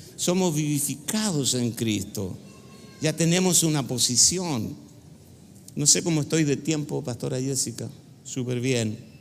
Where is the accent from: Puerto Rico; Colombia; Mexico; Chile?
Chile; En Chile le decimos cabezonas